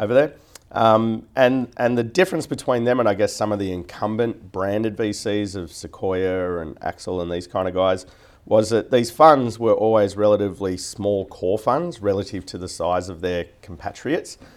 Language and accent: English; Newcastle, New South Wales, Australia; moved away as an adult; now in Sydney, Australia; I was from Newcastle originally and just did my university up there